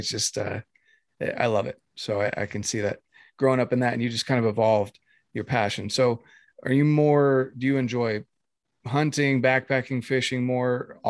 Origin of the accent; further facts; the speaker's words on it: North Carolina, United States; moved away as an adult; now in Utah, United States; I came from North Carolina, grew up in North Carolina, until I was 18